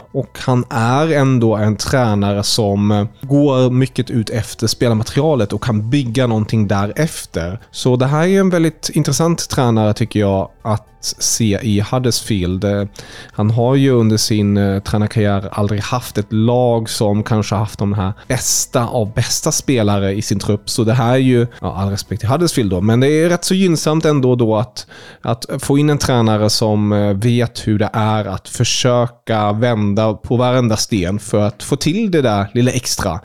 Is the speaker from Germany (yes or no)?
yes; Germany; vi tyskar